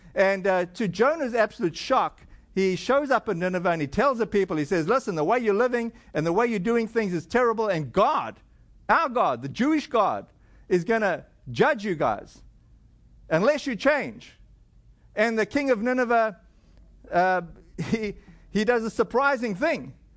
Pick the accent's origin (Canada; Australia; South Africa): South Africa; moved away; my home country in South Africa